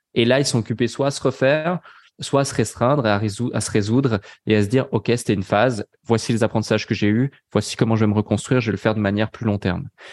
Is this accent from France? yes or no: no; Switzerland; now in Dubai, United Arab Emirates; je suis pas français. Euh, donc euh, je suis suisse